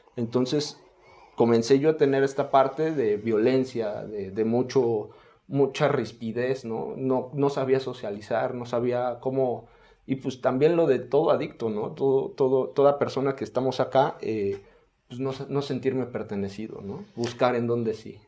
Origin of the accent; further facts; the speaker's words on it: Mexico City, Mexico; soy de la colonia Esperanza, allá por el centro de, la Ciudad de México